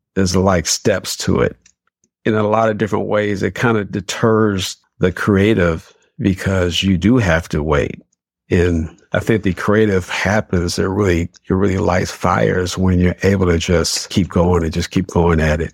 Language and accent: English; Detroit, Michigan, United States; born and raised in Detroit, on the west side, west side of Detroit